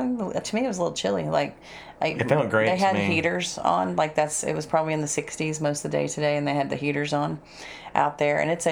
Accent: Texas, United States; So we told him Texas.

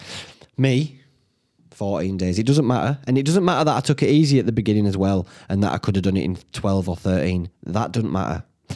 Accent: Whitby, Yorkshire and the Humber, United Kingdom; They didn't know I was from Whitby.

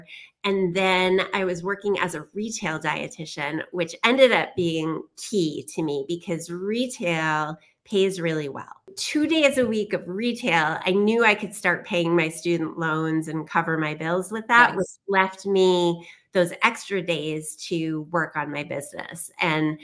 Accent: New York, United States; I am a New Yorker

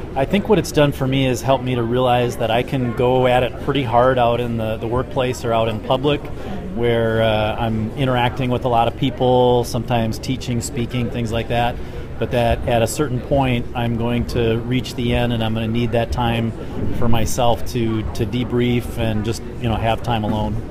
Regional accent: Lake Geneva, Wisconsin, United States; I'm from Lake Geneva, Wisconsin

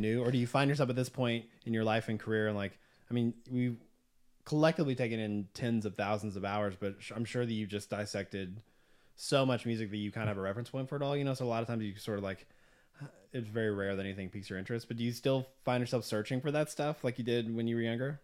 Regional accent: Southwest Arkansas, United States; now in Nashville, United States; growing up in Southwest Arkansas

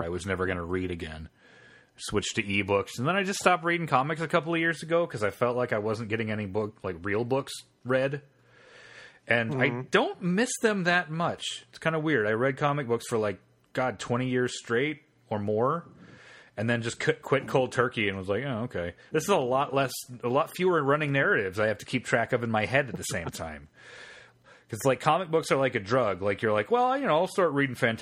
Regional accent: Ohio, United States; In a house I grew up in Ohio

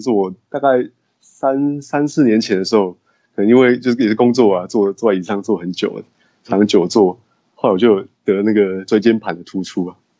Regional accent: Taoyuan, Taiwan; also born or lived in Taipei, Taiwan; 我是在台湾土生土长长大的

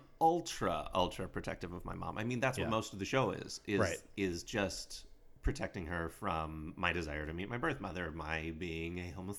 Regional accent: Dunmore, Pennsylvania, United States; I'm from Dunmore.

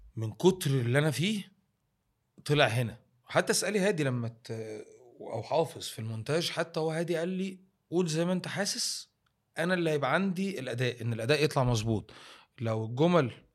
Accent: Egypt; وانت كمصري في الاول ايه كانت شغلتك

